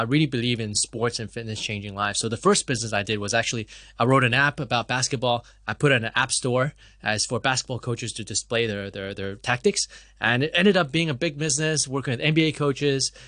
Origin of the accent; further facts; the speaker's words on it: Hong Kong; also born or lived in Canada; I was born and raised in Hong Kong